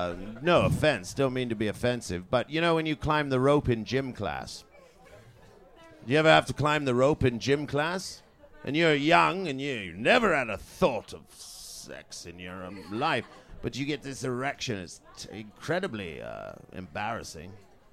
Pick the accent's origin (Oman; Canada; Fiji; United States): Canada; also born or lived in Trinidad and Tobago; now in London, United Kingdom; born in Trinidad and Tobago, and then moved to Canada as a small boy, and grew up on a farm there, and then moved to the United Kingdom, and lived in London mainly ever since.